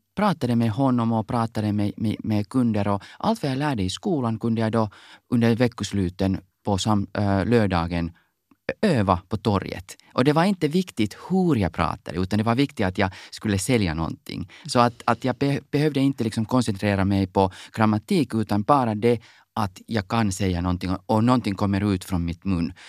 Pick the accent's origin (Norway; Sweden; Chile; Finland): Finland; Swedish is a second language; när jag var i högstadiet, jobbade jag på torget, Salutorget i Helsingfors